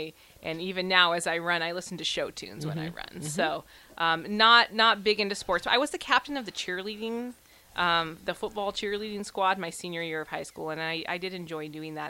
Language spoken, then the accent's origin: English; Crete, Nebraska, United States; I'm a farm girl. So Nebraska farm girl, again, born and raised, grew up outside of Lincoln in kind of the Lincoln Crete area, went to school in Crete.